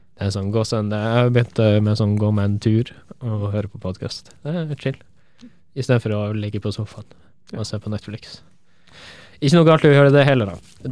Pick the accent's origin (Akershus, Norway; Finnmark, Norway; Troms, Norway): Troms, Norway; Tromsø; moved away; er jeg fra Tromsø